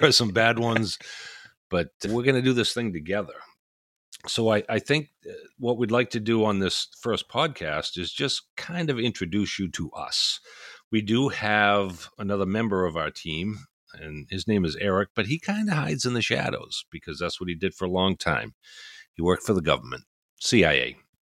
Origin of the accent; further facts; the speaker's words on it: Maine, United States; I don't think that I have a huge accent, but I am from this place called Maine.